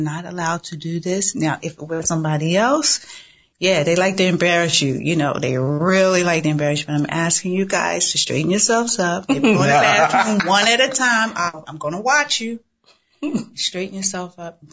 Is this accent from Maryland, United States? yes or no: yes; Baltimore, Maryland, United States; moved away as an adult; also born or lived in Washington Heights, New York; now in New York, United States; grew up between both Washington Heights. I know y'all out there. What's up, Washington Heights? And Baltimore. Mm-hmm. And that Baltimore, Latrobe Projects, East Baltimore.